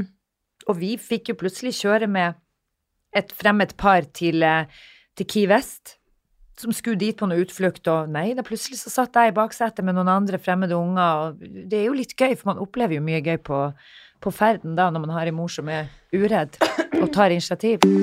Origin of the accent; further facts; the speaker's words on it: Narvik, Nordland, Norway; moved away; hjembyen min, som jeg er så stolt av